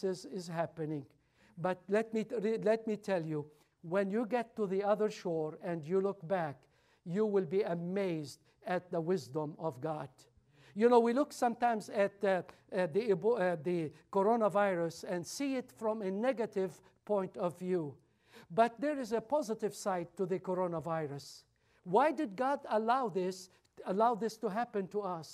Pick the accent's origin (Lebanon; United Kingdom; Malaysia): Lebanon; moved away as an adult; I was born in Lebanon. My father was Catholic. My mother was Orthodox. I never heard about Jesus. All my little childhood